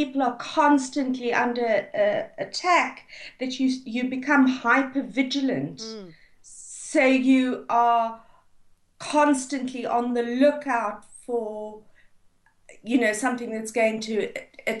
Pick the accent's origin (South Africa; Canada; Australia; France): South Africa; moved away; I grew up in South Africa